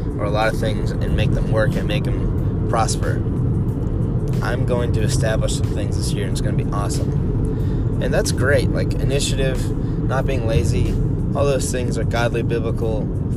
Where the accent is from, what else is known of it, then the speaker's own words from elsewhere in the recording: United States; I'm from America